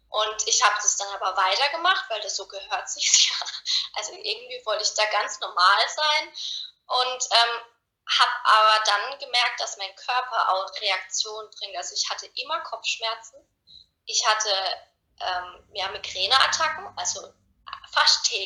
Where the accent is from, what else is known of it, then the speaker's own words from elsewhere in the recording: Karlsruhe, Baden-Württemberg, Germany; ich bin 30 Jahre, ich komme aus Karlsruhe und ich bin Coach für innere Klarheit